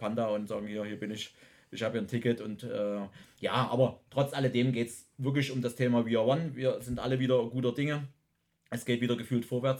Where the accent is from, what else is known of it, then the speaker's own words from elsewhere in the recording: Freital, Saxony, Germany; meiner Heimatstadt Freital dann äh, unweit von Dresden